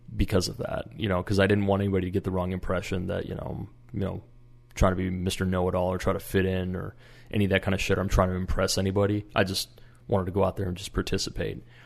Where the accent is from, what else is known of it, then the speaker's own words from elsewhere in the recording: Minnesota, United States; I'm from Minnesota